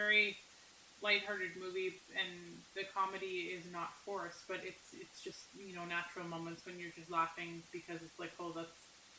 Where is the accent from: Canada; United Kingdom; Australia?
Canada; being Canadian